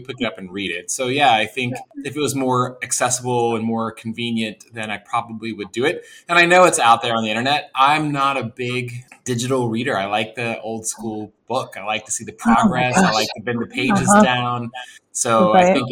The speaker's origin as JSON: {"language": "English", "region": "West Virginia", "country": "United States", "tie": "born or raised there", "moved": "yes", "said": "growing up in West Virginia, there was probably, and where I'm from in West Virginia, which is really rural"}